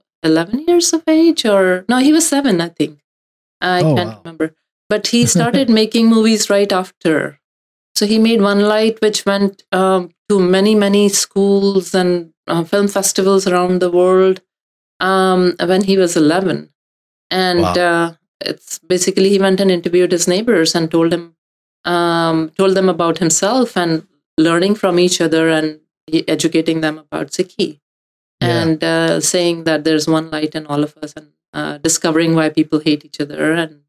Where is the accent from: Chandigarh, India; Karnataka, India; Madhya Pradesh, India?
Madhya Pradesh, India; Indore; English is a second language; moved away as an adult; also born or lived in Logan, Utah, United States / Florida, United States / Atlanta, Georgia, United States; now in Canada; I grew up in Indore until 20 years of age when I did my engineering there